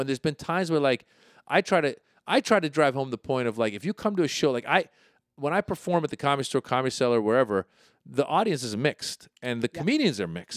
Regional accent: Marin County, Northern California, United States; also born or lived in Iran; I grew up in Marin County, Northern

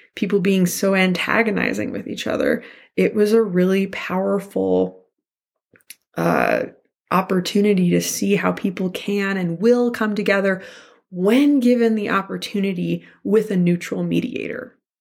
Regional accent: Santa Fe, New Mexico, United States; I grew up in Santa Fe, New Mexico

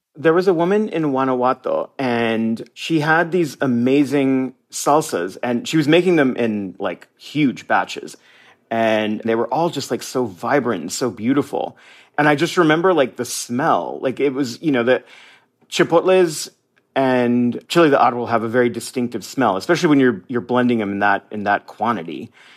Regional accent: United States; moved away as an adult; now in Mazatlán, Mexico; I'm a Mexican American. I am an American

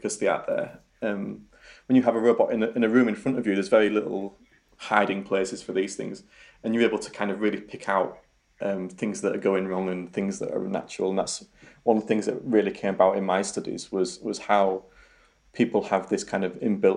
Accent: Yorkshire and the Humber, United Kingdom; accent: Yorkshire; my Yorkshire accent

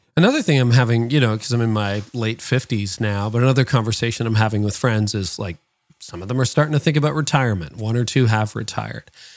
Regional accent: Canada; my parents were born in the Netherlands and I was born in Canada.

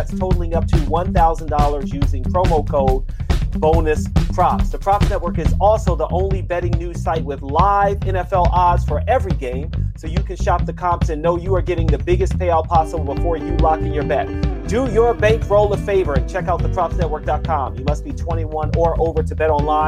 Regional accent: Washington, District of Columbia, United States; being from D.C.

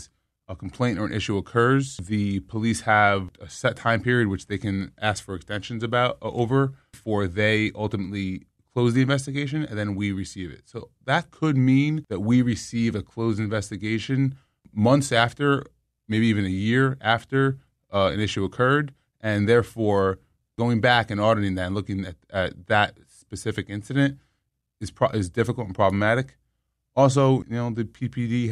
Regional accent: New York City, New York, United States; moved away as an adult; now in Jersey City, United States; I'm from New York and I live in Jersey City now

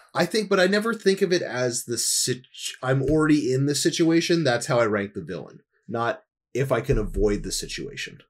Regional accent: New Jersey, United States; growing up in New Jersey and having, like, a huge amount of acreage behind

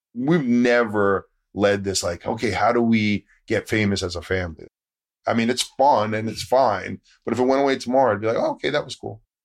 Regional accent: Connecticut, United States; also born or lived in New York City; I was born in New York City, lived in Connecticut. Very Northeast upbringing

